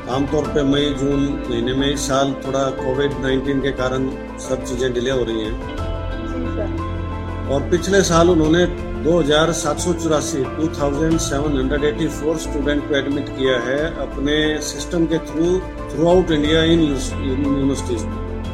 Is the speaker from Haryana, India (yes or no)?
yes; Haryana, India; मैं हरियाणा से बिलोंग करता हूँ